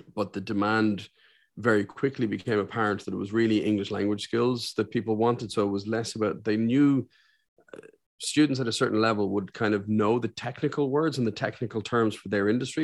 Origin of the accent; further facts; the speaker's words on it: Ireland; also born or lived in Saudi Arabia; I'm one of the few Irishmen you'll meet